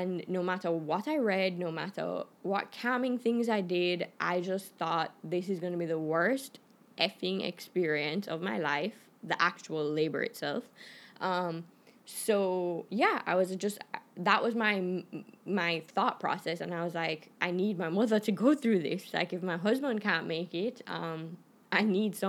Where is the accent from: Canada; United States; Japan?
Canada; moved away; I'm Canadian